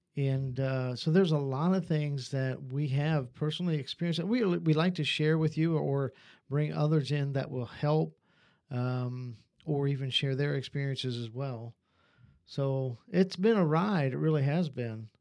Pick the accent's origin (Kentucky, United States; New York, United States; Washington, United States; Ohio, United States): Ohio, United States; born or raised there; moved away as an adult; also born or lived in North Carolina / Virginia / West Virginia